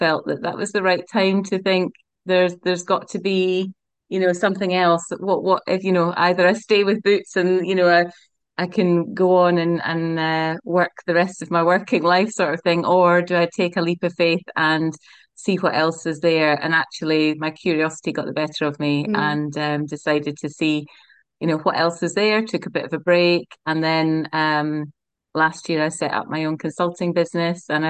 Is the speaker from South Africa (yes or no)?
no; Scotland, United Kingdom; moved away as an adult; also born or lived in Aberdeen / Perth / Edinburgh; now in Nottingham, United Kingdom; I grew up in Scotland and studied up in Robert Gordon's University in Aberdeen